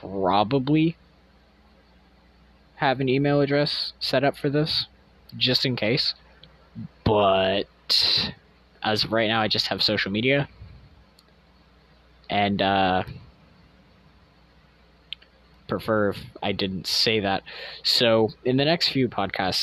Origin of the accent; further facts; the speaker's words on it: United States; our nation as Americans